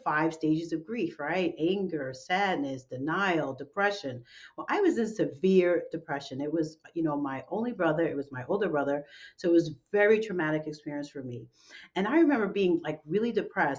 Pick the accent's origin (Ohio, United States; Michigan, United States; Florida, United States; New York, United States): New York, United States; New York City; my hometown of New York City